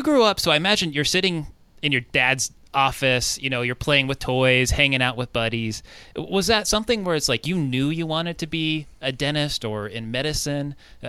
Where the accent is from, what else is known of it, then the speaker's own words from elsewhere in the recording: Southern California, United States; now in Minnesota, United States; I grew up in Southern California, you know, nothing but suburban area